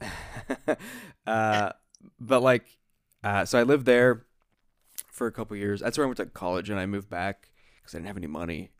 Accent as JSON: {"language": "English", "region": "Ohio", "country": "United States", "said": "I'm from the Ohio Sticks"}